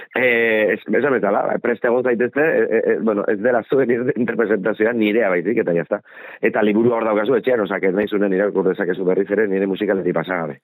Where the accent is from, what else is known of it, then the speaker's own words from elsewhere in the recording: Bergara, Basque Country, Spain; bergararra naiz baina nire familia ardia Donostiarra